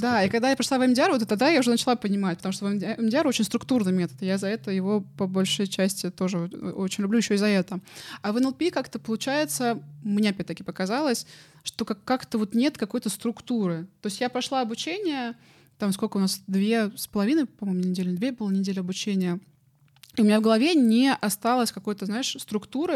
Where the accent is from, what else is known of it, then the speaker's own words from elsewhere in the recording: Moscow, Russia; я сама из Москвы